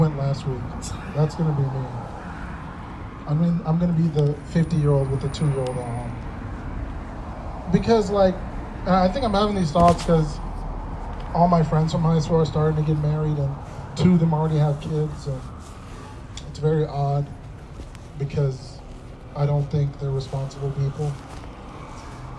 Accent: Minnesota, United States; I grew up in Minnesota

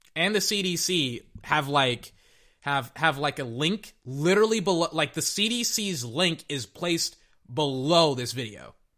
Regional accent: United States; I am an American

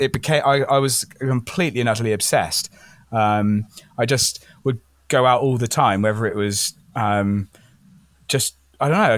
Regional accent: Wales, United Kingdom; also born or lived in England; now in Vancouver Island, Canada; growing up in Wales was amazing.

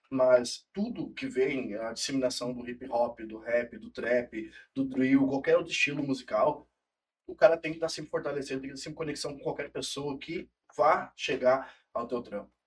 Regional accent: South Region, Brazil; público sulista consome música de fora. Isso é complicado para nós que somos sulistas, entendeu?

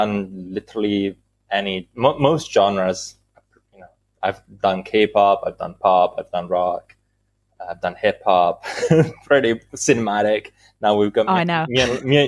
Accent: Italy; English is a second language; I am from Italy.

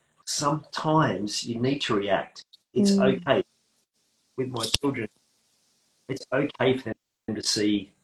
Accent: Australia; accent: Australian; I'm using Australian slang

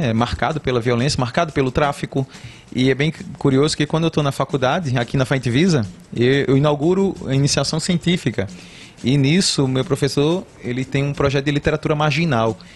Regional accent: Cedro, Pernambuco, Brazil; also born or lived in Matriz / Livramento / Jaboatão / Recife; Ainda que eu tenha morado na Matriz e no Livramento, hum. porque quando saímos do Cedro, eu fui morar na Matriz, depois fui morar no Livramento, depois é que fomos para Jaboatão, Recife

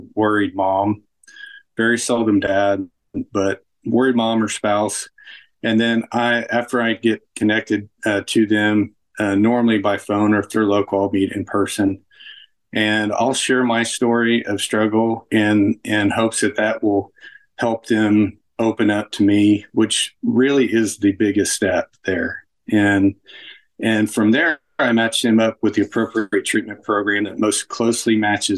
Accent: Mustang, Oklahoma, United States; also born or lived in Kansas City; So I am from Mustang, Oklahoma

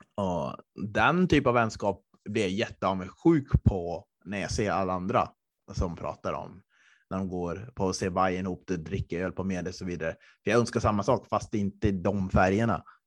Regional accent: Östersund, Jämtland, Sweden; moved away; när jag bodde hemma i Östersund

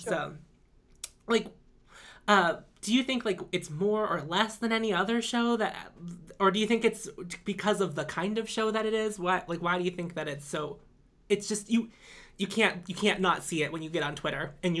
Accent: Pittsburgh, Pennsylvania, United States; It's because I'm from Pittsburgh.

